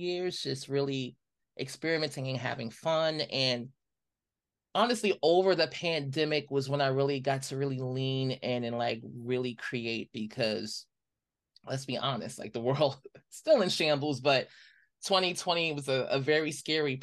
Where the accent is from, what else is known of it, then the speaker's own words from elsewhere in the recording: New York City, New York, United States; growing up in Brooklyn